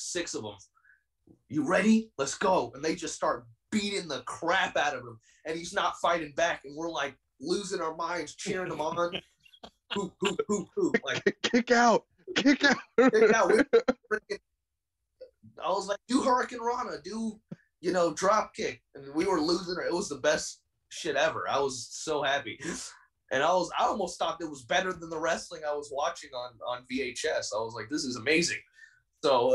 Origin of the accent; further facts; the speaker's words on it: New York City, New York, United States; moved away; living in New York was, it hardened me up, as every New Yorker would say